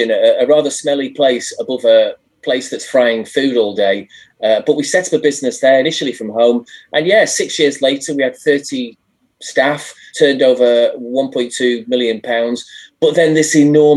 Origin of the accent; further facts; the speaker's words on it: Blackpool, North West England, United Kingdom; moved away; also born or lived in London; I grew up in Blackpool, which is a sort of tired but rather lovely seaside town in the north of England. In the northwest of England